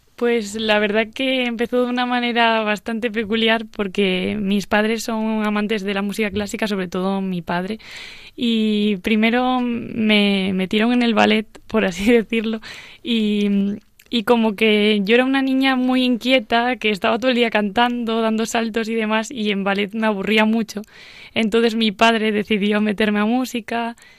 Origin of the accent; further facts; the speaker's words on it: Asturias, Spain; viaje a mi tierra, Asturias concretamente